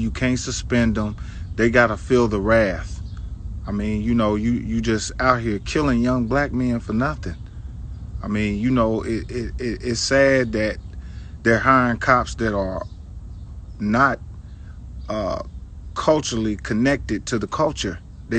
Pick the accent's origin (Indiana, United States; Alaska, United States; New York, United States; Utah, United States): Indiana, United States; Indianapolis; my hometown, Indianapolis.